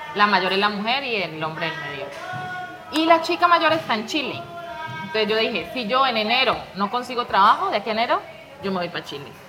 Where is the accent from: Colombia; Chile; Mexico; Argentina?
Colombia; Pradera, Valle del Cauca; moved away as an adult; also born or lived in Cali / Madrid; now in Spain; Vivía en Pradera soy de Pradera Valle. Un saludo para los pradereños